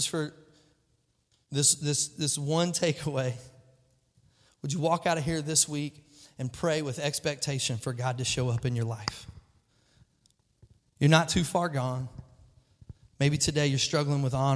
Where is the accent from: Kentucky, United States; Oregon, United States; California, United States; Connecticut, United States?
Kentucky, United States; I'm a goober from Kentucky